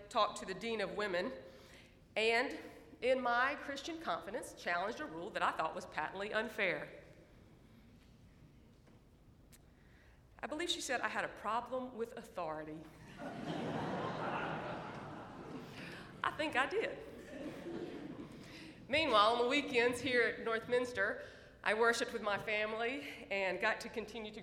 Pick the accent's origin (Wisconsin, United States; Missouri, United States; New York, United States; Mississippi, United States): Mississippi, United States; Jackson; moved away; I grew up in South Jackson